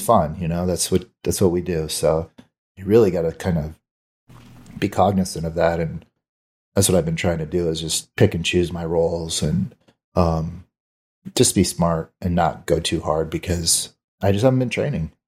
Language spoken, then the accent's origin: English; Arizona, United States; I grew up here in Arizona